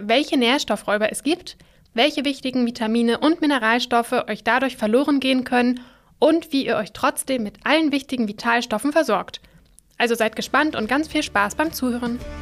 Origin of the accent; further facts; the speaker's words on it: Germany; bei uns in Deutschland